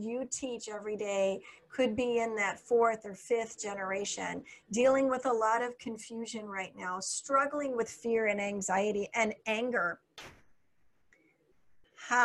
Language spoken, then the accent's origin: English; United States; moved away; also born or lived in Illinois / Minnesota / Florida; I grew up in Illinois and Minnesota